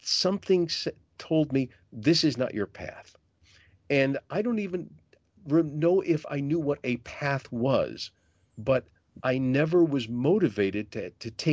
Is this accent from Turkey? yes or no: no; Detroit, Michigan, United States; also born or lived in Grand Rapids; growing up in Detroit, as I did before I moved to Grand Rapids